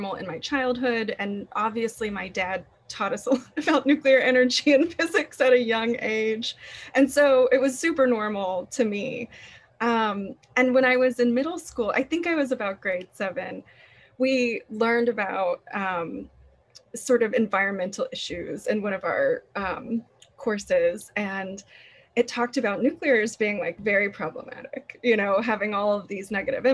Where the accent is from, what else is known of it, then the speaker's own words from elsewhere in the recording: Atlanta, Georgia, United States; I grew up primarily in Atlanta